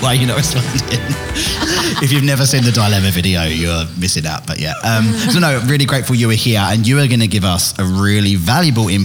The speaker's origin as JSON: {"language": "English", "area": "Essex", "region": "East of England", "country": "United Kingdom", "moved": "yes", "lives_now": "Australia", "said": "I'm from England, Essex"}